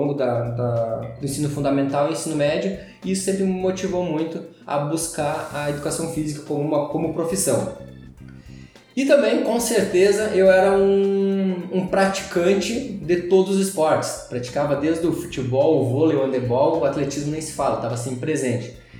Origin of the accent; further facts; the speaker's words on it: Gaúcho, Rio Grande do Sul, Brazil; nós somos gaúchos